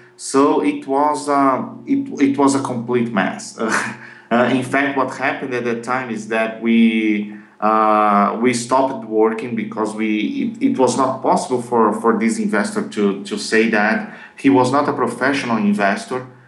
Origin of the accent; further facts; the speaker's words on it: Brazil; English is a second language; I'm from Brazil